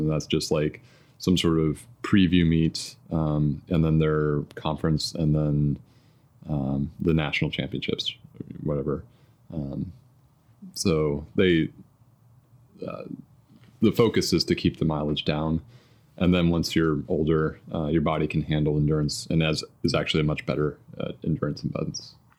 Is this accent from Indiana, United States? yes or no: yes; suburb of Louisville, Kentucky, Indiana, United States; I grew up in Indiana, um, kind of a suburb of Louisville, Kentucky